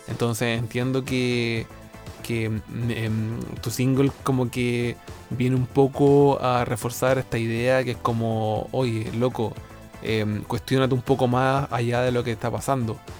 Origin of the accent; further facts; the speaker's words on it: Linares, Maule, Chile; now in Santiago, Chile; yo soy del sur, soy de Linares, pero ahora me encuentro en Santiago, viviendo en Santiago